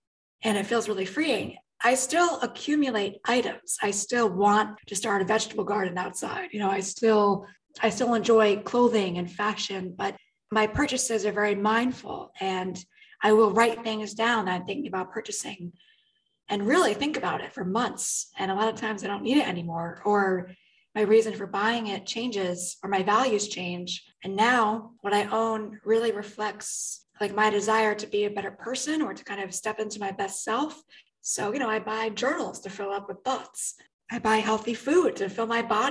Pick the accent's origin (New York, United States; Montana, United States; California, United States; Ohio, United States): New York, United States; New York City; I was raised in the New York City area